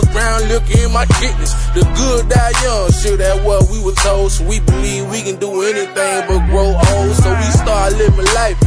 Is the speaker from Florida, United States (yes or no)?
yes; Miami, Florida, United States; I'm from Miami, Florida